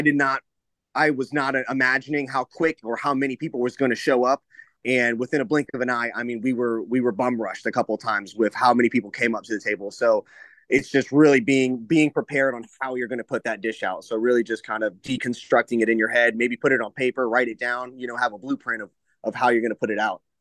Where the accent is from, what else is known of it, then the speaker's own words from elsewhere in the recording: Tampa, Florida, United States; I'm born and raised in Tampa